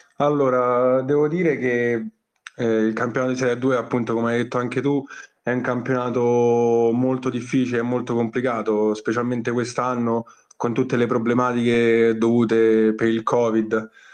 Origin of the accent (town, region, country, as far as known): Rome, Lazio, Italy; born or raised there